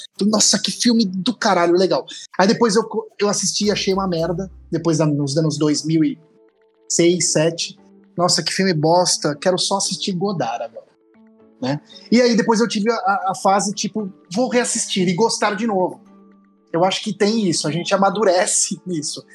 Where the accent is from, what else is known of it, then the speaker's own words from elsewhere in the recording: interior of São Paulo state, Brazil; moved away; eu não sou paulistano, Ana, né? eu sou paulista. Diferente. Por isso eu sou do interior de São Paulo